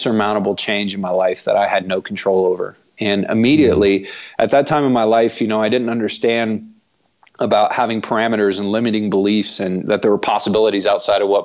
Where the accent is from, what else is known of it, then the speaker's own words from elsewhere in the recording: Broken Arrow, Oklahoma, United States; moved away as an adult; also born or lived in Ireland / Colorado; I grew up playing soccer in Oklahoma. In a town called Broken Arrow.